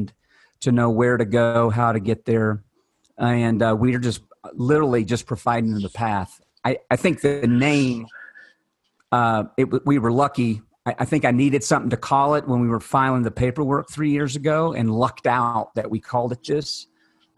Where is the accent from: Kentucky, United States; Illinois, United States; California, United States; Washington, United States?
Kentucky, United States; I am from Kentucky